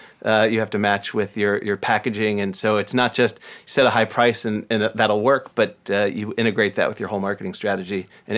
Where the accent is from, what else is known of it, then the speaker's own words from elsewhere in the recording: Ohio, United States; also born or lived in Michigan; now in Seattle, United States; Raised in Ohio. I moved there when I was 3 months old. Went to school at Northwestern, which is outside Chicago, and then came here. So Midwestern born and raised, and now a proud Seattleite.